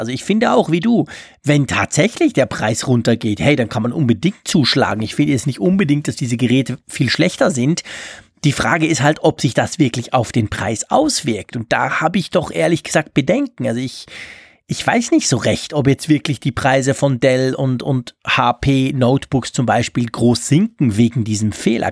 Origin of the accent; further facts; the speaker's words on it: Switzerland; als Schweizer